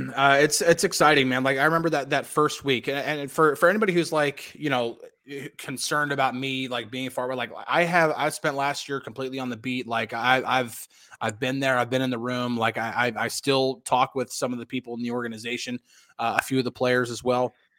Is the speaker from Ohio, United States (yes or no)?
no; New Jersey, United States; also born or lived in Pittsburgh / Texas; now in Dallas, United States; I was born and raised in New Jersey